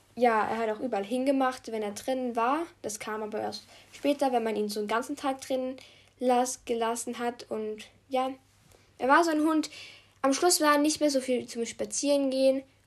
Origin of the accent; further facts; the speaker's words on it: Austria; Ich bin halt Österreicherin